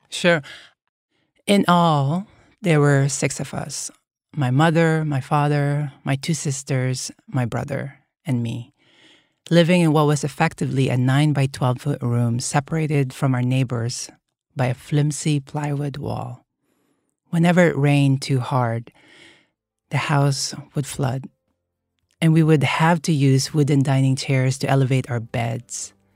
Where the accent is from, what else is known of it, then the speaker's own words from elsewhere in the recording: Manila, Metro Manila, Philippines; moved away; growing up in the Philippines